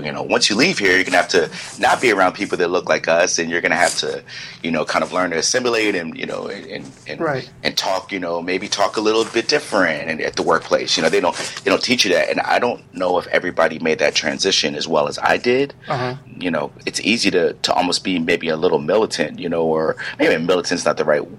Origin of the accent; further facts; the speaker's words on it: Silver Spring, Maryland, United States; also born or lived in Hampton, Virginia; I'm from Maryland originally, Silver Spring, Maryland